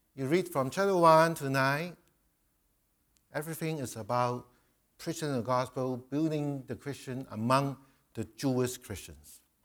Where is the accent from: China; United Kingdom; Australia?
China; moved away; I'm a Chinese, I come from Chi, uh, Asia